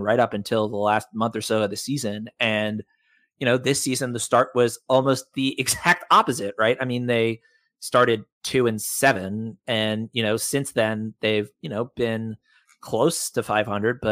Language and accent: English; New York City, New York, United States; moved away; I was born and raised in New York City